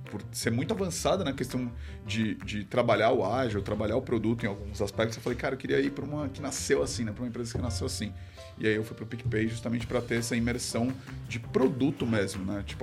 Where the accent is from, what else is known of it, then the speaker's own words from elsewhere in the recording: São Paulo, Brazil; sou de, de, São Paulo, moro em São Paulo, sempre morei em São Paulo.